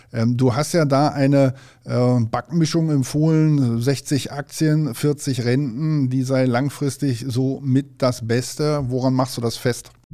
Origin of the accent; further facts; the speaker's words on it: North Rhine-Westphalia, Germany; als Westfale